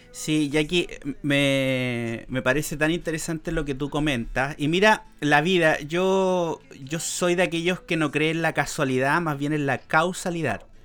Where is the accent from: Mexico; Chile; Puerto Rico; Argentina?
Chile; decimos aquí en Chile